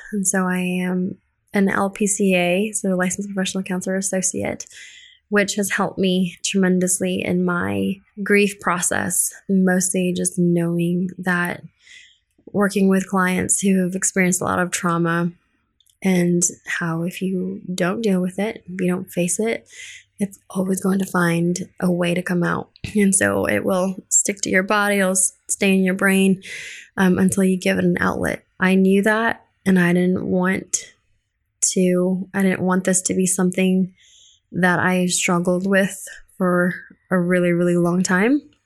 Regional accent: Colorado, United States; English is a second language; moved away as an adult; also born or lived in Philippines; now in Houston, United States; I was originally born in the Philippines. My sisters and I were all born there. We moved to Colorado when I was eight and then didn't speak any English when we first moved to Colorado.

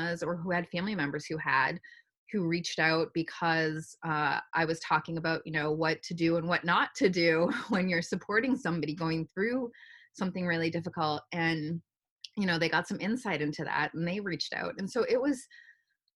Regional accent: New Hampshire, United States; moved away as an adult; now in Boston, United States; I grew up in a small neighborhood as part of the city, and then lived in New Hampshire for most of my childhood

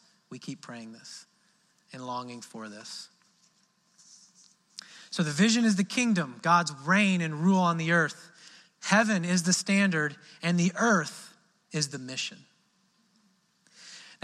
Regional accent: Midwest, United States; now in Southern United States; in the South here, I'm from the Midwest

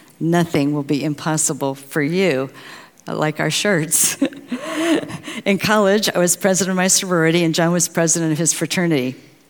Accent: St. Louis, Missouri, United States; born there; I was born in St. Louis, Missouri, to an Air Force sergeant and a mom who had suffered from polio as a child.

